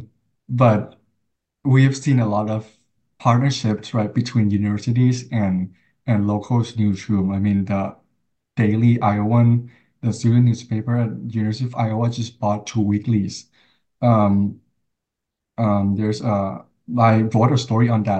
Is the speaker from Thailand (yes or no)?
yes; Thailand; now in United States; I was from Thailand. I grew up in Thailand